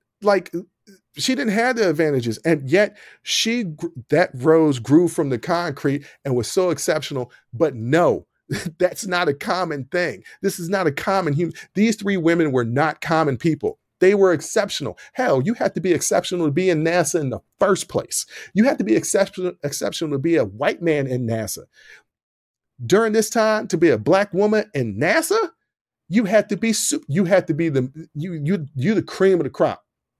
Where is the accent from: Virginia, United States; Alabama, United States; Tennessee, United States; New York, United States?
Virginia, United States; Lynchburg; also born or lived in Illinois / Richmond, Virginia; Let me remind everybody, I'm from Southern Virginia. This town called Lynchburg, Virginia. And I lived in Illinois and I lived in Richmond.